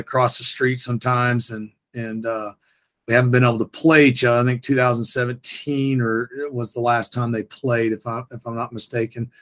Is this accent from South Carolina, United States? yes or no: no; North Texas, United States; now in Houston, United States; I grew up in North Texas